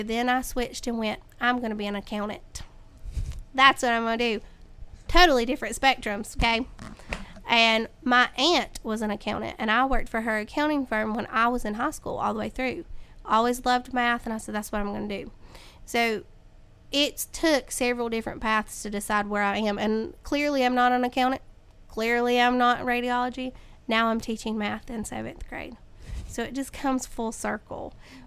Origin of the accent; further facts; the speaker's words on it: Caldwell County, North Carolina, United States; I grew up here in Caldwell County. I was born and raised in Caldwell County